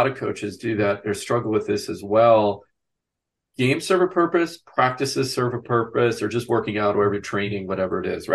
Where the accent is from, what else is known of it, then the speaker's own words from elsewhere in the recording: Wisconsin, United States; I grew up in a small town in Wisconsin